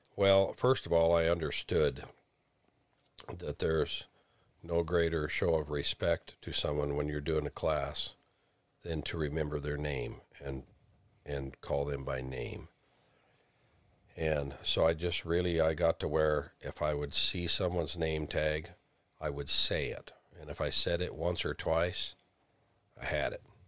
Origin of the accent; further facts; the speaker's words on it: Flying D Ranch, Montana, United States; the Cowboys I grew up around on the Flying D Ranch